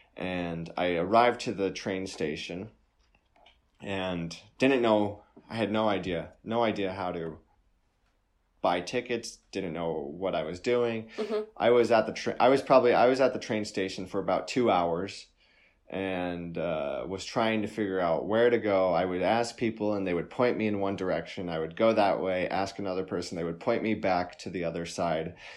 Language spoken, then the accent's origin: English; United States; I'm an American